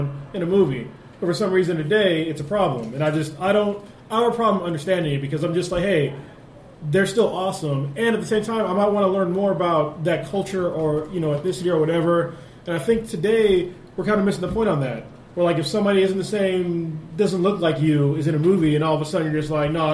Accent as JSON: {"language": "English", "country": "United States", "said": "As an American"}